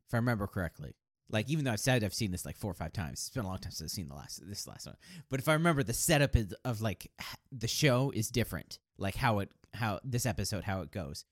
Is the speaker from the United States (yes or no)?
yes; United States; as an American